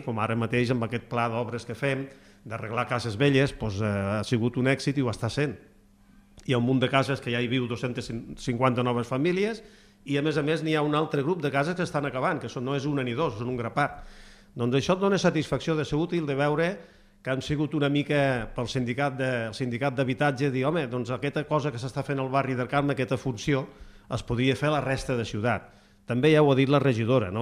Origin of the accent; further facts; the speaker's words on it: Gandesa, Catalonia, Spain; moved away; jo vinc de Gandesa, eh? i a Gandesa m'assentava amb els iaios que havien anat a la guerra de Cuba